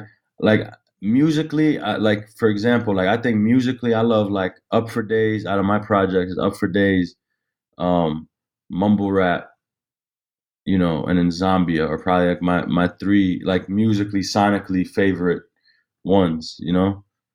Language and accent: English; Jenin, West Bank, Palestine; I'm Palestinian. So I'm Palestinian from Jenin. My pops is from Jenin and my mom's from Nablus.